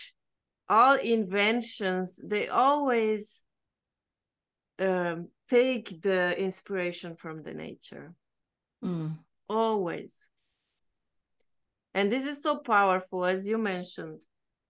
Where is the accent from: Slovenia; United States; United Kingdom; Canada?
Slovenia; I'm from Slovenia, so I'm on the other side of the mountains as Austria.